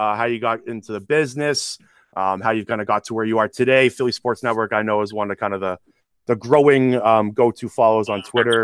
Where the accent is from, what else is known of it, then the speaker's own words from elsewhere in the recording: Toronto, Ontario, Canada; We're from Toronto, Canada, right? We're not from the States